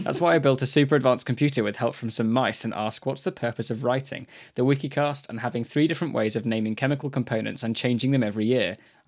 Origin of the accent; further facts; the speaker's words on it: Basque Country, Spain; I mentioned earlier I'm from the Basque country, so I know Basque.